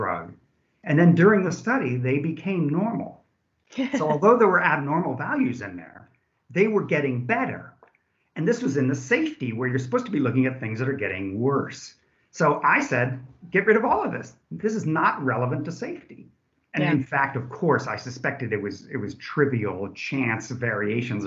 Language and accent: English; California, United States; moved away as an adult; now in Germany; I am from California. However, I've been in Germany since 1986, came over to do my postdoc